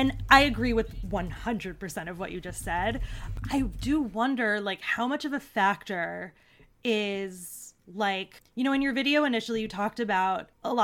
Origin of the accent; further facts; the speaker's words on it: Long Island, New York, United States; I grew up on Long Island